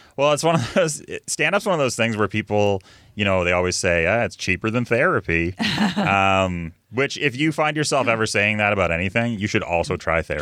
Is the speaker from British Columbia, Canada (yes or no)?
yes; Vancouver, British Columbia, Canada; I'm a West Coast comic. I'm from Vancouver.